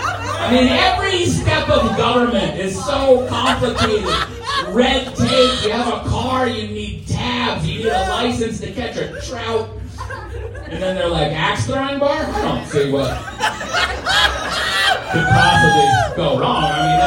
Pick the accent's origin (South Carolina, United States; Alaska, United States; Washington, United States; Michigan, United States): Washington, United States; Olympia; Oh, he is? Okay, yeah, I'm from Olympia, Washington.